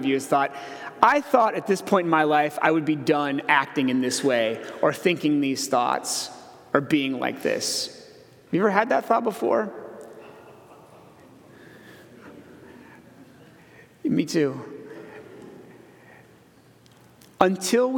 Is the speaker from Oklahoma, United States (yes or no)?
no; Iowa, United States; I grew up in Iowa